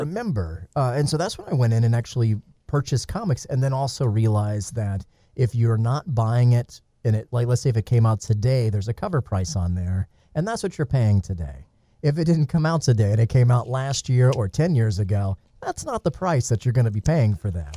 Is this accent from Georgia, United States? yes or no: yes; Atlanta, Georgia, United States; I grew up in Atlanta.